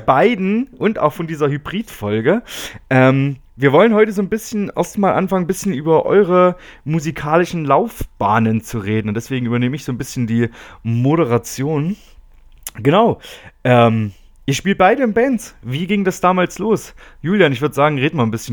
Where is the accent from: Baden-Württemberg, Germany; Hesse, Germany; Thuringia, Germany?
Thuringia, Germany; area around Erfurt; die Ecke, wo ich herkomme